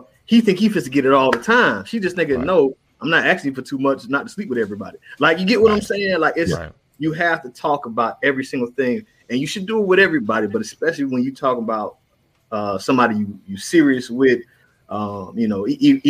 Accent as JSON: {"language": "English", "region": "Florida", "country": "United States", "tie": "born or raised there", "said": "I grew up in Florida."}